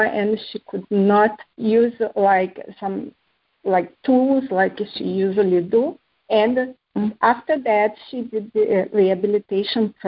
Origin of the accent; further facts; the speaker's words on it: Brazil; moved away; also born or lived in Bahrain / Spain; growing up in Brazil taught me how to combine hard work